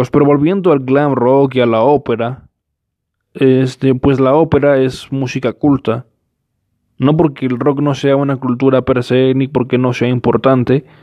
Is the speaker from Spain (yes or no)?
no; Mexico; Eh, ustedes disculparán, soy mexicano.